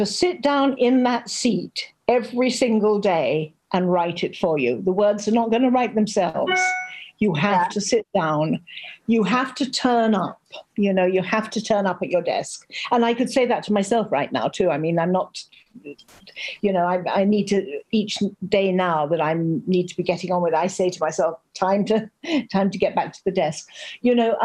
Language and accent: English; the Irish Midlands, Ireland; now in France; I'm from the Midlands, right in the middle of the country.